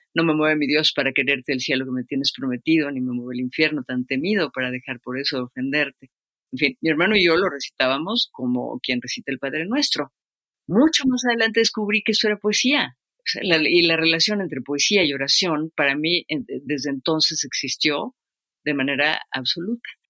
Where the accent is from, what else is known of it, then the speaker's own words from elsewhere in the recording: Mexico City, Mexico; Vivimos en la colonia del Valle nosotros y la escuela estaba recién hecha entre las piedras